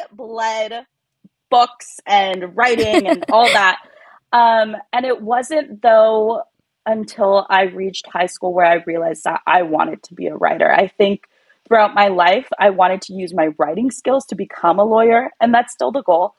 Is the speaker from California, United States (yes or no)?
yes; California, United States; first language Spanish; English is a second language; I was born in California. But, you know, like a lot of Latino kids, I was not raised in a household that spoke English. We spoke Spanish at home